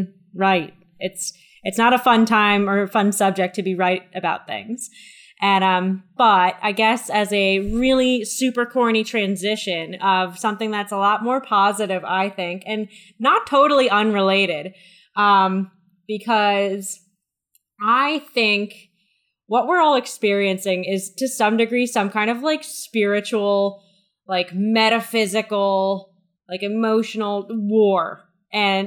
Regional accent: United States; As an American

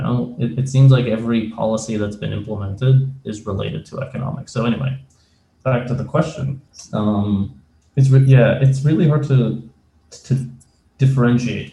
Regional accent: Canada; moved away as an adult; also born or lived in former Soviet country; now in United States; I came mm-hmm. from a former Soviet country. I moved to Canada with my mother. We went as refugees. Um, how long ago was this? almost 30 years ago.

